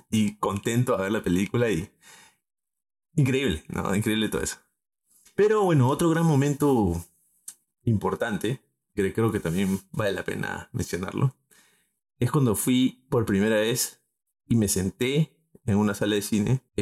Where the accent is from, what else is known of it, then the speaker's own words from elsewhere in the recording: Arequipa, Peru; yo soy arequipeño.